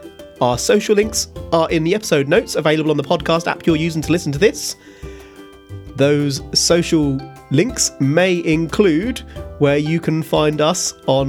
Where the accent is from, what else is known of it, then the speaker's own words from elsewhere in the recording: United Kingdom; we are British